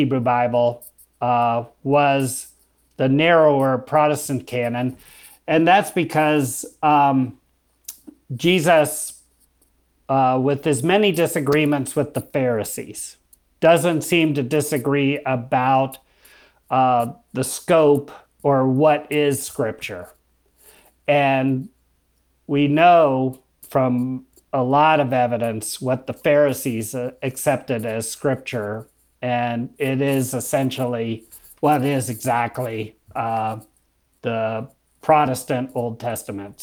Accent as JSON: {"language": "English", "country": "United States", "said": "I'm American"}